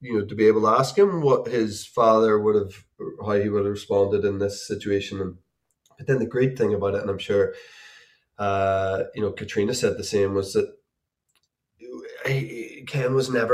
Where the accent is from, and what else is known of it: Belfast, Northern Ireland, United Kingdom; born or raised there